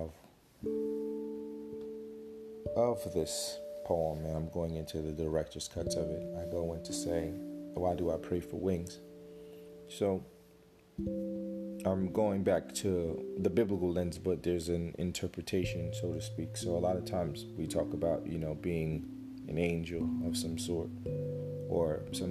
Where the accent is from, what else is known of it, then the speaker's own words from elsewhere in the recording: United States; how I grew up in America